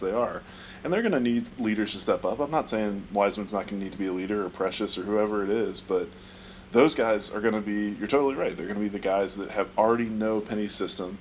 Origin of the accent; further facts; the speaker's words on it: the South, United States; growing up in the South